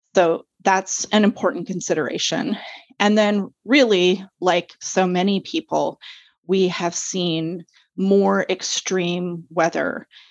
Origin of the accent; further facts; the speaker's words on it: Vancouver, British Columbia, Canada; moved away as an adult; also born or lived in Comox Valley, Vancouver Island; now in Courtenay, Canada; I'm actually originally from Vancouver. That's where I grew up.